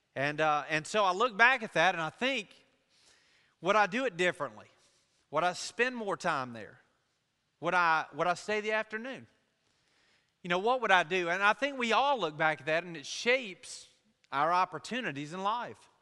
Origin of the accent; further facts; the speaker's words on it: Laurel, Mississippi, United States; I'm from Jones County, from Laurel